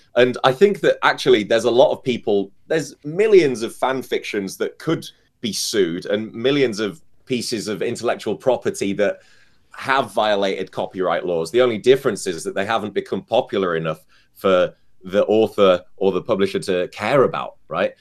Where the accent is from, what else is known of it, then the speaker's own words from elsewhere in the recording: United Kingdom; I'm British